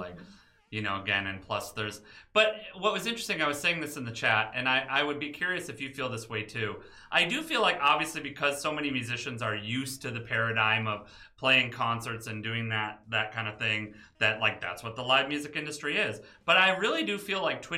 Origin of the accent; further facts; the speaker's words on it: Detroit, Michigan, United States; moved away; I grew up in the Midwest and I grew up in Detroit